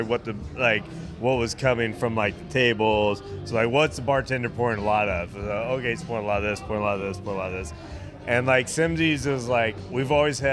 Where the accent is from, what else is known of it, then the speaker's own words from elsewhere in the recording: Riverside, California, United States; moved away as an adult; now in Los Angeles, United States; I'm from Riverside, but I decided to move to LA because of the relationship and all that.